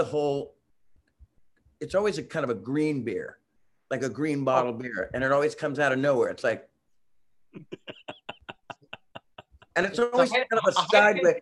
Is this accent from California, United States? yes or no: yes; San Francisco, California, United States; I grew up in San Francisco